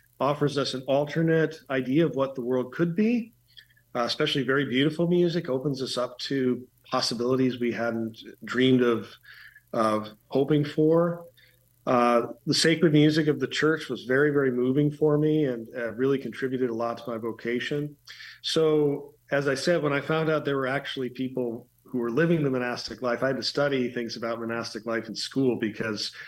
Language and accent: English; Green Bay, Wisconsin, United States; now in Chicago, United States; I basically grew up in Green Bay, Wisconsin.